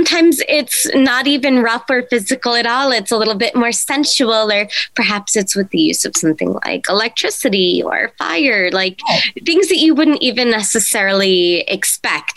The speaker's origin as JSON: {"language": "English", "region": "East Coast", "country": "United States", "tie": "born or raised there", "also_born_or_lived": "Ireland", "moved": "yes", "lives_now": "Nevada, United States", "said": "I was born in Ireland, but I primarily did grow up on the East Coast"}